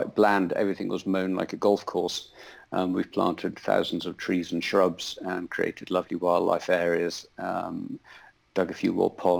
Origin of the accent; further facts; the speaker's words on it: Scarborough, Yorkshire and the Humber, United Kingdom; also born or lived in York; I was born just outside York, but we had rented a farm just outside Scarborough on the east coast